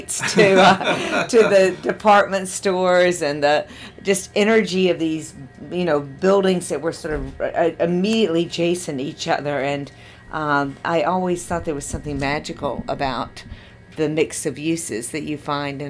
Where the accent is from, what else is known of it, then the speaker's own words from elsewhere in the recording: Jackson, Mississippi, United States; growing up in Jackson, in a city